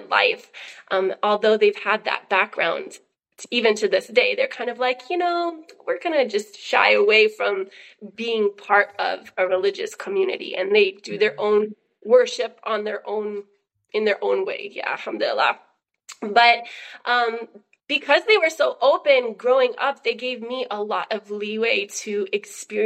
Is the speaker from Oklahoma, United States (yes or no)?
yes; Oklahoma, United States; I was born in Oklahoma to super hippie parents